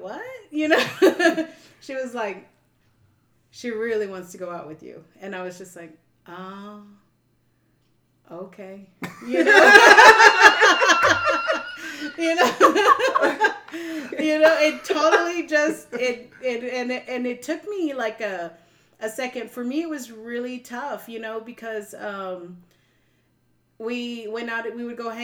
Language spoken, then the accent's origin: English; San Antonio, Texas, United States; I grew up in San Antonio, so everything's very, it's a very strong Hispanic culture